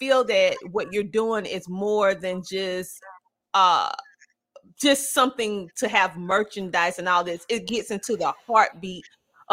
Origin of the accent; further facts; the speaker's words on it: the South, United States; accent: Southern twang; a Southern person